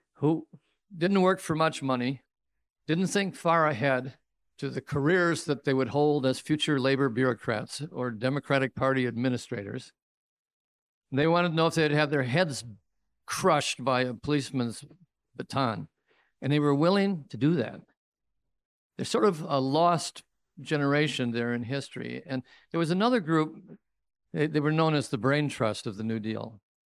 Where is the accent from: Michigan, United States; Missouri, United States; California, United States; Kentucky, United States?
Michigan, United States; Royal Oak; my hometown of Royal Oak or Hamtramck